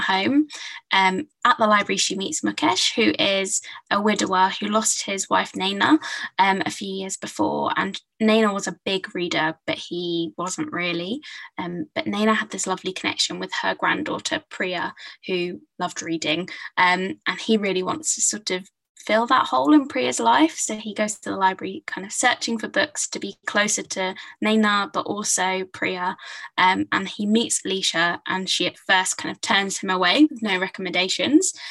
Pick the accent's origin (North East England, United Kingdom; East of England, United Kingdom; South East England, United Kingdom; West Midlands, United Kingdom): East of England, United Kingdom; Hertfordshire; I grew up in Hertfordshire, so kind of north of London